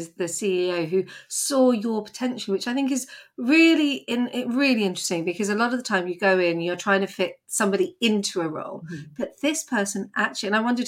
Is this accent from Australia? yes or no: no; Epsom, South East England, United Kingdom; I grew up in Epsom